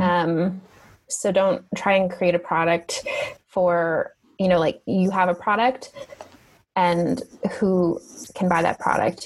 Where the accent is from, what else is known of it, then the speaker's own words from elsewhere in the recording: Canada; moved away as an adult; now in Italy; I'm a Canadian and I know what winter really